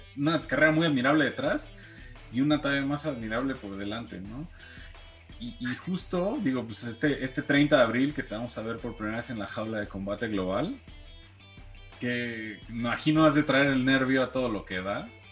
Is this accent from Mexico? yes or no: yes; Mexico